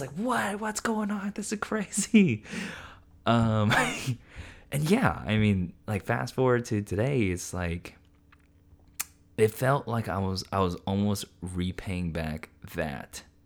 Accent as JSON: {"language": "English", "area": "Central Coast", "region": "California", "country": "United States", "tie": "born or raised there"}